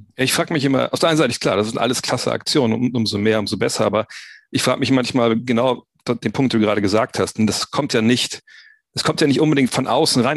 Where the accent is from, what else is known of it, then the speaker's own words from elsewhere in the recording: Wolfsburg, Lower Saxony, Germany; ich bin auch aufgewachsen im Problem der Stadtteil in Wolfsburg, Multikulti